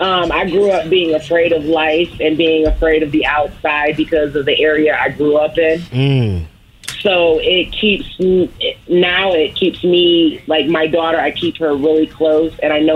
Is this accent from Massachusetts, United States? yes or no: no; Ferndale, Michigan, United States; I grew up in Ferndale, which it was very racist.